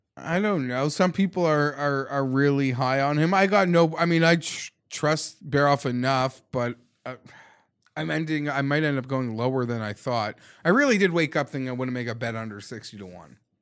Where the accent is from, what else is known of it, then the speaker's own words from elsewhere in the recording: Canada; as a Canadian